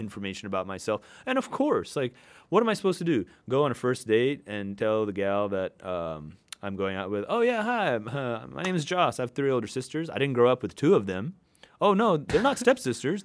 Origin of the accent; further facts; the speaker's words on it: Hong Kong; also born or lived in New York City / Salt Lake City; now in Seattle, United States; I was born and raised in Hong Kong.